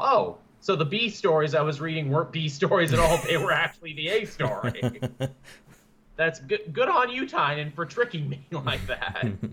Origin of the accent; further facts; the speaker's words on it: Canada; I'm Canadian